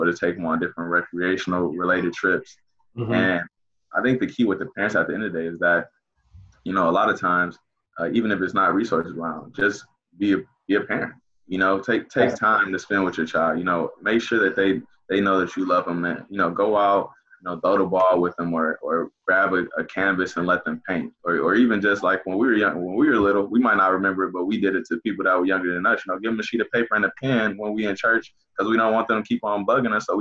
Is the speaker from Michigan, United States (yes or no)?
yes; Inkster, Michigan, United States; when I was growing up in Inkster